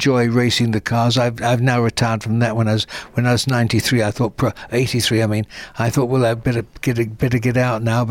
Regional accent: United Kingdom; I'm British

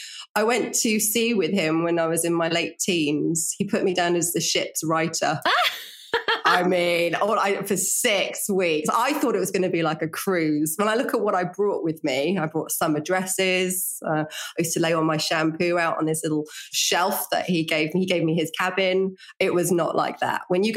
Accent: Norfolk, East of England, United Kingdom; accent: Norfolk; now in London, United Kingdom; I was born in Norfolk. Yeah. I had a Norfolk accent

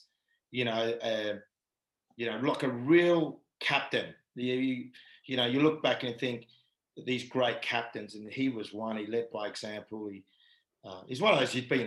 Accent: Perth, Western Australia, Australia; moved away as an adult; I just wanted to play for Perth in my hometown

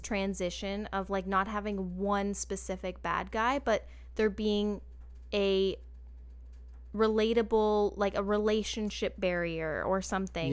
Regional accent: Canada; a Canadian who was obsessed with boy bands in two thousand and two

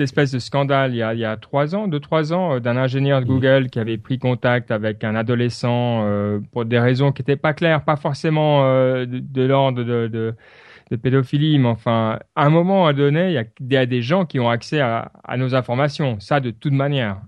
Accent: Switzerland; chez nous en Suisse

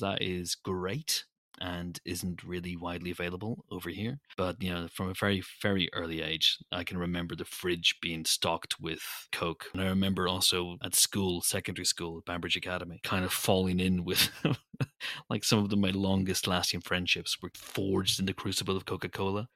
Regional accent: Northern Ireland, United Kingdom; I'm Northern Irish.

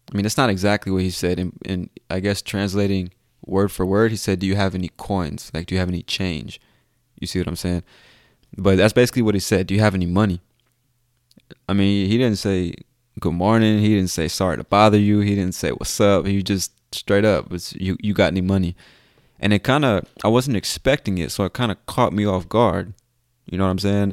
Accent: United States; I'm from the United States

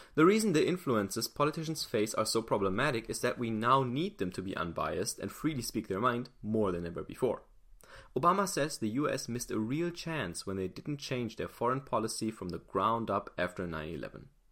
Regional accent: Germany; I'm not American. I'm German

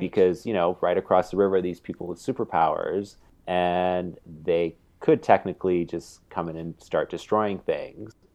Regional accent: Canada; growing up in Canada

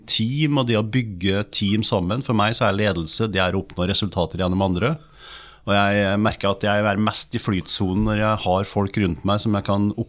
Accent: Løkken Verk, Trøndelag, Norway; accent: trønder; moved away as an adult; also born or lived in Eastern Norway; Jeg kommer fra Løkken Verk.

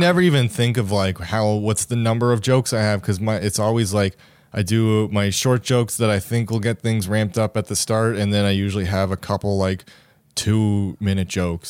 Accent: Sydney, Nova Scotia, Canada; moved away; Sydney, my hometown

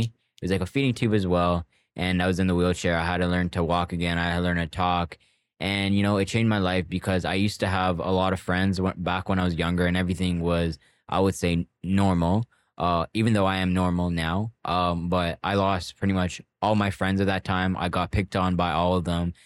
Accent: Toronto, Ontario, Canada; I grew up in Scarborough Port Union

